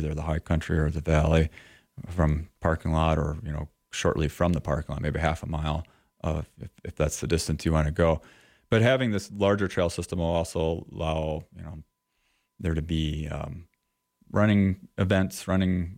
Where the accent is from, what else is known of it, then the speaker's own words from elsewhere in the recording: Eastern Iowa, United States; now in Sheridan, United States; I'm from Eastern Iowa originally